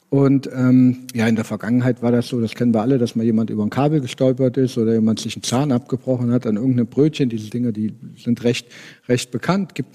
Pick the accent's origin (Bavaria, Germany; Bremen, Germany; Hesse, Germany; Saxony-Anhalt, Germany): Hesse, Germany; Kassel; born there; also born or lived in Hamburg / Frankfurt; ich bin äh, gebürtiger Kasselläner, ja. Ähm, 46 Jahre, wohne mit ein paar Unterbrechungen auch in dieser Stadt, äh, habe mal in Hamburg, mal in Frankfurt gewohnt